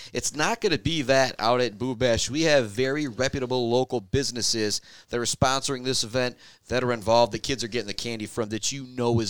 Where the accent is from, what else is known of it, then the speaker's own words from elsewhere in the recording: Shepherd, Michigan, United States; I grew up in Shepherd.